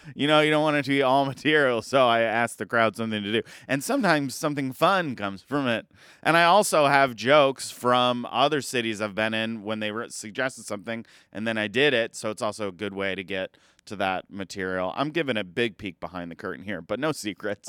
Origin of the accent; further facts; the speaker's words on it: Elkhart, Indiana, United States; moved away; my hometown, Elkhart, Indiana